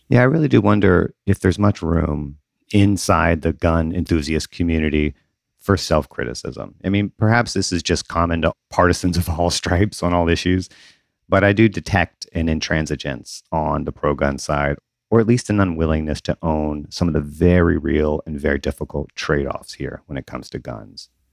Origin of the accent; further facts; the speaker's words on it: Southern Mississippi, United States; I grew up in the South, in Southern Mississippi